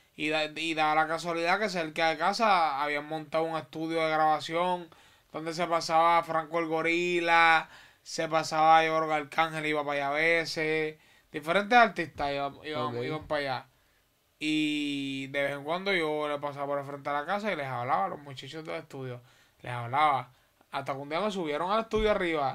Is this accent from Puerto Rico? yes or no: yes; Puerto Rico; also born or lived in Holguín, Cuba; mi crianza completamente completamente es puertorriqueña